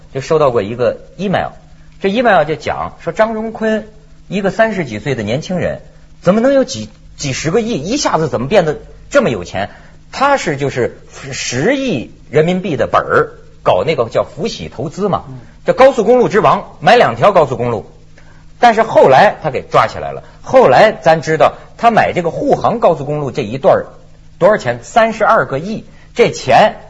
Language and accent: Chinese; Shijiazhuang, Hebei, China; now in Hong Kong; 还在我的老家，在石家庄